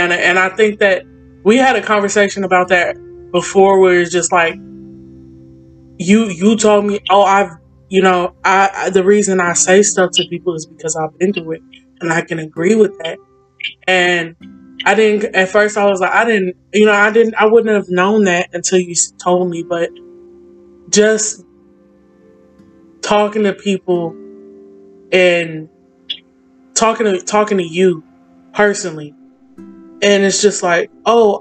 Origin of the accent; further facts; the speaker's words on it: Chicago, Illinois, United States; moved away; also born or lived in Gary, Indiana; I came up in Chicago. Like, I was born in Gary, Indiana, but, you know, it's literally across the street